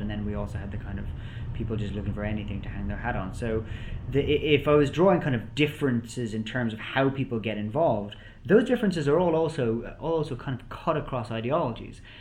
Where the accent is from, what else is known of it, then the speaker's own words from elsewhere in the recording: Ireland; I'm Irish myself